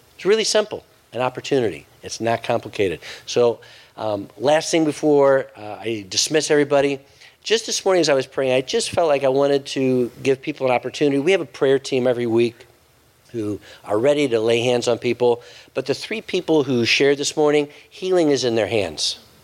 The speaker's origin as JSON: {"language": "English", "country": "United States", "said": "as an American"}